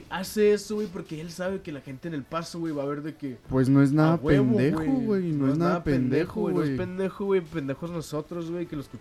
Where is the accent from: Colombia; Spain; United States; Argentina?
United States; Spanish is a second language; Perdón, güey, soy gringo.